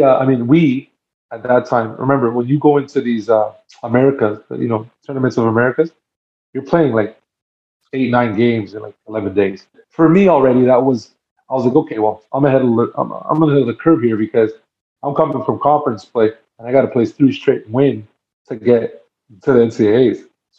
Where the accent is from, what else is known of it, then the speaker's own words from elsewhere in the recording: Canada; born there; I'm half Dominican, like my family. I was born in Canada, but my family roots are Dominican, right?